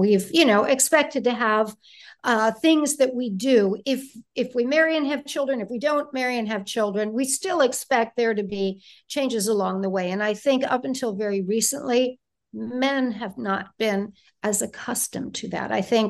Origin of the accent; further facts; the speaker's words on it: Detroit, Michigan, United States; So I went to college in Ohio. I'm from Detroit, like I said.